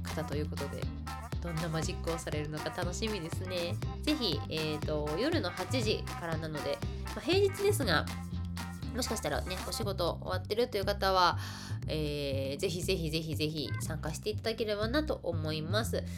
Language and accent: Japanese; Kansai, Japan; 私関西生まれ関西育ちのはぐれ役者